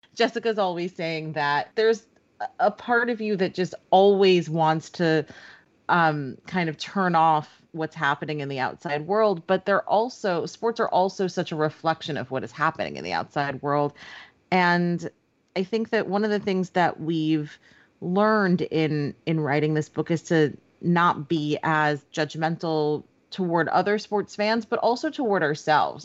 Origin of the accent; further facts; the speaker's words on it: New York, United States; growing up in, in New York and, and my hometown.